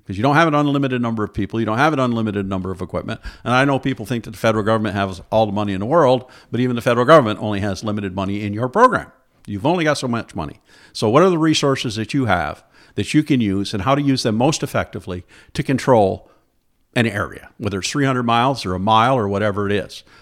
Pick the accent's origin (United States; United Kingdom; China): United States; Alexandria Bay, New York; I grew up in Alexandria Bay, New York, over on the Saint Lawrence River, uh, by Watertown